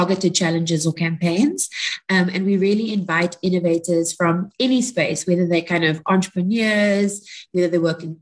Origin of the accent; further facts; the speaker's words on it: Cape Town, Western Cape, South Africa; I'm from Cape Town, but I'm in Pretoria right now